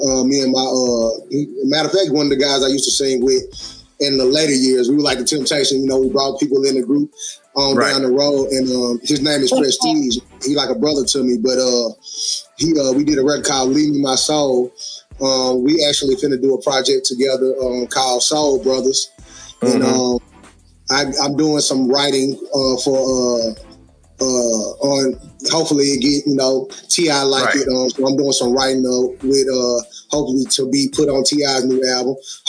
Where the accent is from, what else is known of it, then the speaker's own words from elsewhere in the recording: Memphis, Tennessee, United States; born there; also born or lived in Germany / Pittsburgh, United States; I am born in Memphis. I actually bounced around. My mom was in the service